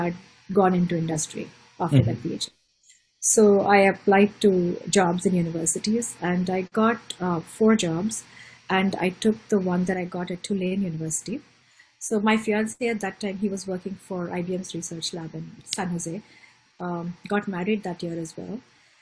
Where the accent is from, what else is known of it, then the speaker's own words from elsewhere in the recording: Mumbai, Maharashtra, India; moved away; I was born and raised in Bombay/Mumbai